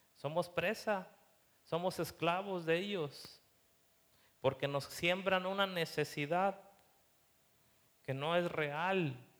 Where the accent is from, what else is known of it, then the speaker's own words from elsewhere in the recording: Mexico; nosotros como mexicanos